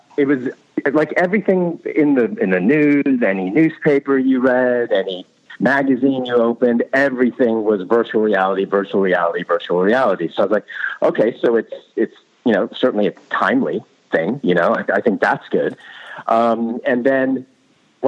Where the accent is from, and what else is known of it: United States; accent: American